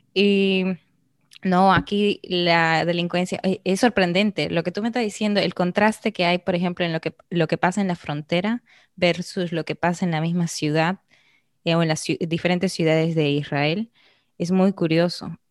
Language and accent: Spanish; Arequipa, Peru; moved away as an adult; now in Dominican Republic; yo soy de Arequipa, en Perú.